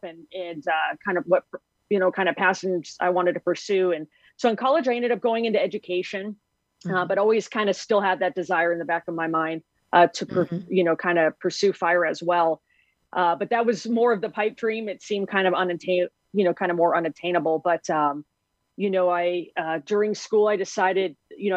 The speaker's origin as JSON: {"language": "English", "town": "Las Vegas", "region": "Nevada", "country": "United States", "tie": "born or raised there", "said": "I grew up in Las Vegas, Nevada"}